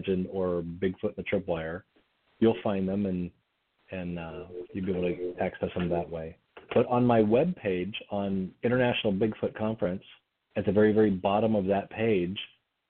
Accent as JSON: {"language": "English", "region": "Montana", "country": "United States", "tie": "born or raised there", "said": "I grew up in Montana"}